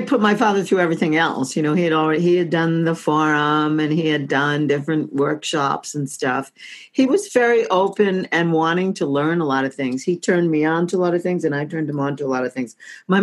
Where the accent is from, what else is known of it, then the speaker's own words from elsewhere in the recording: Oceanside, New York, United States; moved away as an adult; also born or lived in Brooklyn, New York / Washington, D.C.; I was born in Brooklyn. I was raised on Long Island, Oceanside